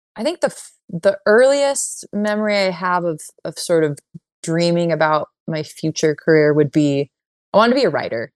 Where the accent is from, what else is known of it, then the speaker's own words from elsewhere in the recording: San Jose, California, United States; moved away; I am from California, from the Bay Area, and I grew up in San Jose